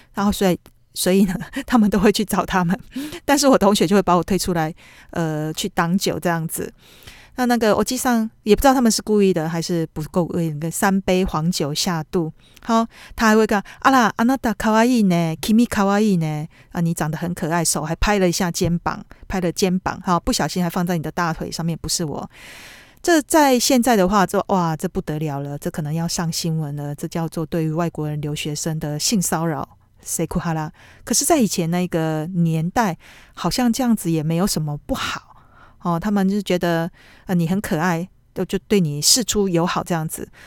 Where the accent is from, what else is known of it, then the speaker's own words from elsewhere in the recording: Taiwan; now in Tokyo, Japan; 那我们台湾人是可能你要吐的话，你自己偷偷摸摸，要吐之前你就去浴室，呃，厕所里面自己吐一吐